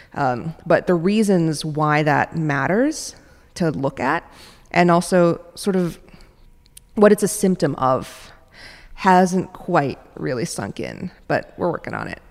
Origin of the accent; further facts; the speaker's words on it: New York City, New York, United States; also born or lived in Minneapolis, Minnesota; now in San Francisco, United States; I grew up in New York City